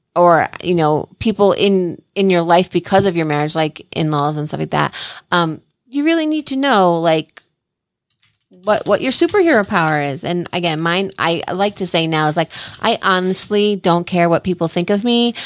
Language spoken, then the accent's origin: English; New Jersey, United States; I'm the girl from Jersey